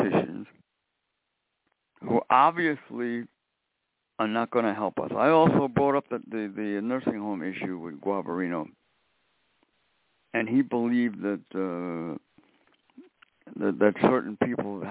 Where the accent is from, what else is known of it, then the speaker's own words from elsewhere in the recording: New York City, New York, United States; when I was growing up in Brooklyn, I met Mayor Wagner.